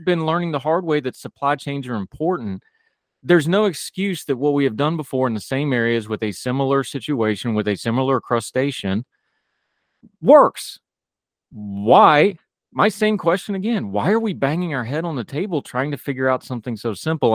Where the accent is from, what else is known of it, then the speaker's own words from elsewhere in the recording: West Virginia, United States; I grew up in the woods, I grew up in West Virginia